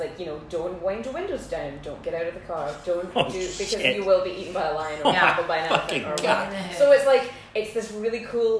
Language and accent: English; Port Elizabeth, Eastern Cape, South Africa; born there; No, I was born in Port Elizabeth.